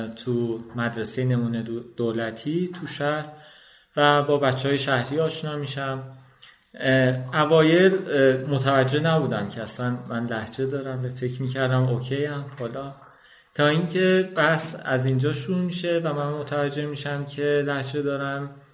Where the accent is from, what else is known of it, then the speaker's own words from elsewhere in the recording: Kojovar village, near Tabriz, East Azerbaijan, Iran; first language Azerbaijani Turkish; Persian is a second language; moved away as an adult; now in Tehran, Iran; من توی حالا روستایی به دنیا اومدم و فکر میکردم کل دنیا اینجاست